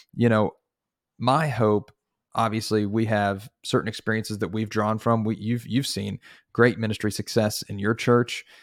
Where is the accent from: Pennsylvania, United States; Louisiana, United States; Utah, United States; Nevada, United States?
Pennsylvania, United States; Northeast; moved away as an adult; also born or lived in Texas; now in Dallas, United States; I am originally from the Northeast, Pennsylvania